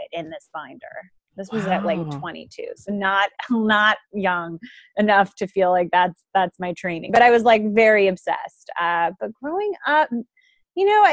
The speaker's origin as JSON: {"language": "English", "town": "New York City", "region": "New York", "country": "United States", "tie": "born or raised there", "said": "I am a native New Yorker, so born and raised in Manhattan, Manhattan proper"}